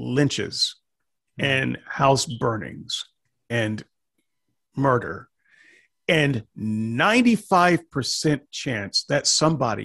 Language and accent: English; the South, United States; moved away; also born or lived in Portland, Oregon; I was from the South